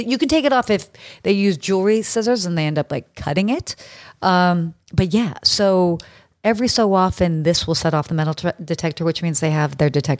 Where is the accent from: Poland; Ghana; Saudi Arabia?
Saudi Arabia; Well, I grew up in Saudi Arabia, and I'm sure we'll get into, you know, as one does casually grow up in Saudi Arabia.